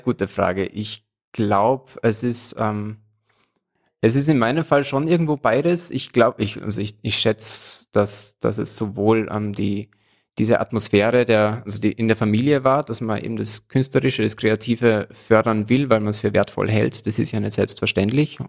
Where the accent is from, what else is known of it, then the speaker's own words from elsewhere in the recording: Salzburg, Austria; Ich komme aus Salzburg und bin auch seit, seit meiner Geburt in Salzburg geblieben